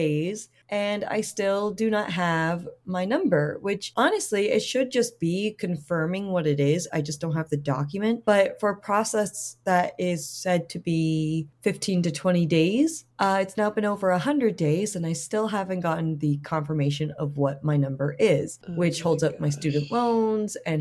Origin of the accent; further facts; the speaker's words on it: Rhode Island, United States; also born or lived in Toronto, Canada / New York / Europe; I'm originally from Toronto and moved to Rhode Island with my family when I was very young